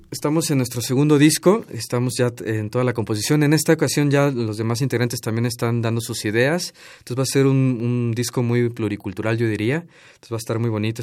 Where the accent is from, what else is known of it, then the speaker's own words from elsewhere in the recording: Tuxtla Gutiérrez, Chiapas, Mexico; yo soy de Chiapas